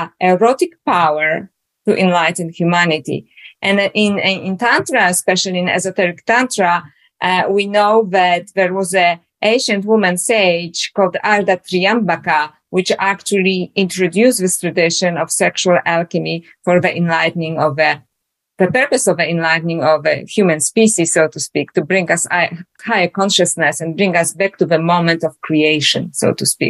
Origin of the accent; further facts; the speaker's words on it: Poland; now in Australia; as you can hear from my accent, I was born in Poland originally. Now I live in Australia.